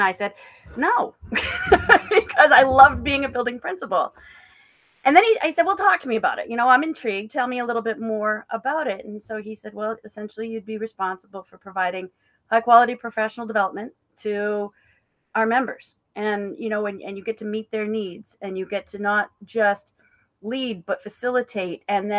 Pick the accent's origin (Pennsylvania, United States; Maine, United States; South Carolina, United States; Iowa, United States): Maine, United States; northern; I am from Maine, born and raised from the tip top of Maine. My house was 10 minutes from the Canadian border. I've been working my way south. I got to the Augusta area, which is about halfway.